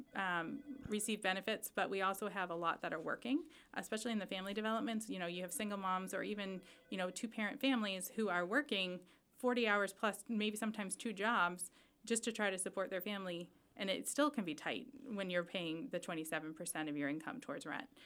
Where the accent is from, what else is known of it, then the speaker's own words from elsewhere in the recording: Chelmsford, Massachusetts, United States; also born or lived in Charlotte, North Carolina; I was born and raised in Chelmsford.